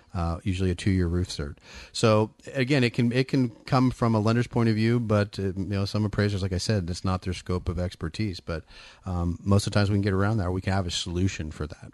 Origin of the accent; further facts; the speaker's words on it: Bay Area, California, United States; moved away as an adult; also born or lived in Folsom, California; now in Sacramento area, United States; born and raised in the Bay Area